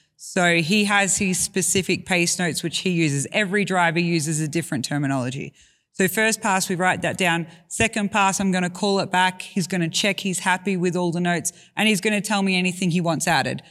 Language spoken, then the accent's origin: English; Australia; I grew up in Australia.